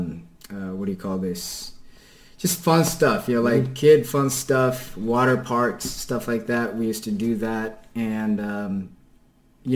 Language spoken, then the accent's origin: English; Kenya; first language Kikuyu; English is a second language; moved away as an adult; now in United States; So my native language is Kikuyu, which is the most dominant tribe in Kenya